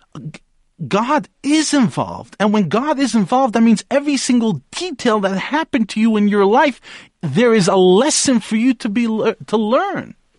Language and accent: English; United States; now in Johannesburg, South Africa; I grew up in the United States